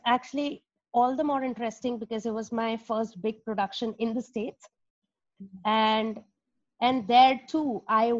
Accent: India; moved away as an adult; I've been born and brought up in India

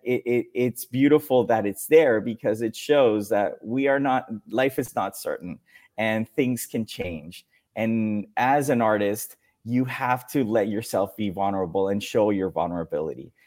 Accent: Mexico; English is a second language; also born or lived in Dominican Republic; I was born in Dominican Republic, then moved to Mexico, and it was an abrupt change of life, of culture, of everything, friends, family

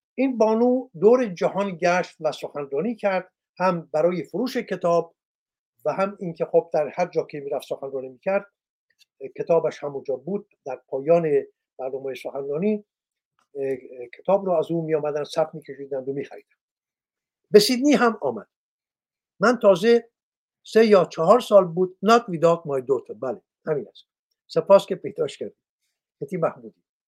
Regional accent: Iran; من یک مرد ایرانی هستم

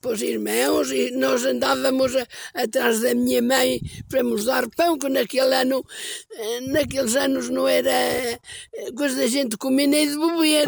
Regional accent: Canas de Senhorim, Centro, Portugal; foi onde eu nasci. Foi na Minas de Orgeriça.

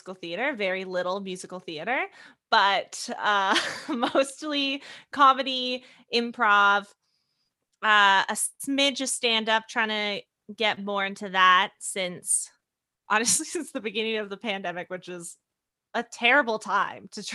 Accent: Maple Ridge, British Columbia, Canada; now in Toronto, Canada; I'm from a little town called Maple Ridge in BC, which is just outside of Vancouver

